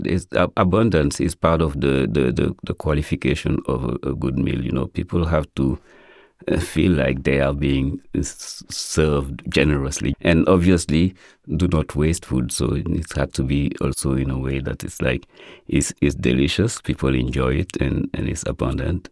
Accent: Senegal; now in United States; growing up in Senegal, cooking was a gender based activity and boys weren't in the kitchen

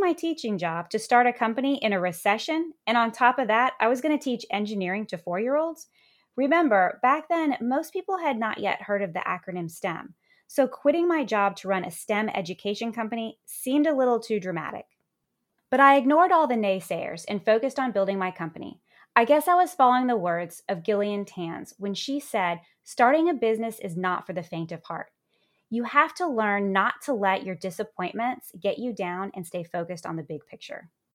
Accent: Virginia, United States; my hometown in Virginia

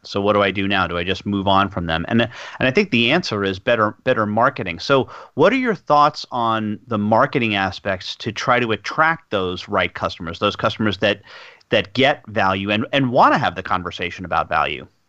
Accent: United States; accent: American; my American accent

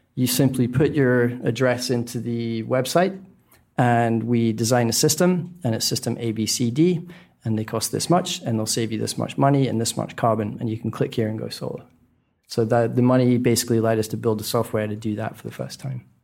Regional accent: Scotland, United Kingdom; moved away; born in Scotland, which I think if it's not the least sunny country on planet Earth, it's certainly a candidate

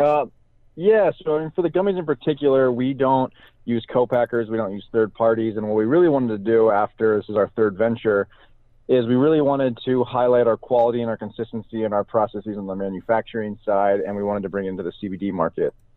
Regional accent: Salem, Oregon, United States; I grew up in Salem, Oregon, which is in the heart of Oregon's Willamette Valley

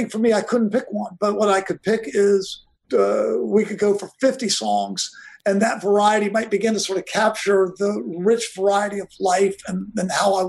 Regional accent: Virginia, United States; I grew up in Virginia.

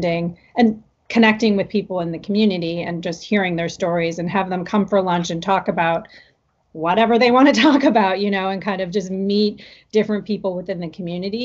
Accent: Iowa, United States; I am half Japanese, and I grew up in Iowa

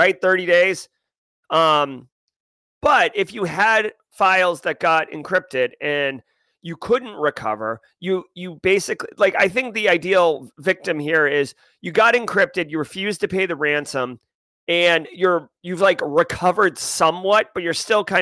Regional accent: Boston, Massachusetts, United States; I'm from the Boston area

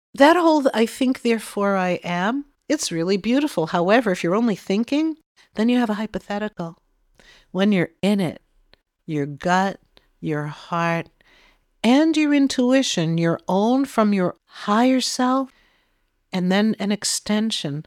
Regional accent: Massachusetts, United States; we're from Massachusetts

